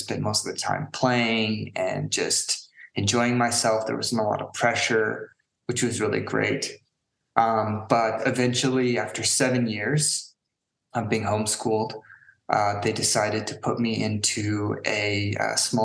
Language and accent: English; San Francisco Bay Area, California, United States; now in Prague, Czech Republic; I grew up in San Francisco Bay Area, not directly in the city, but, you know, my family, we lived in a few places around in the Bay Area